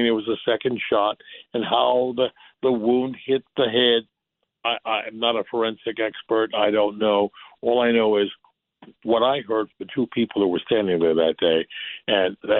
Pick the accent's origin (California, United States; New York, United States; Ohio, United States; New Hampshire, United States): New York, United States; New York City; I grew up in the Bronx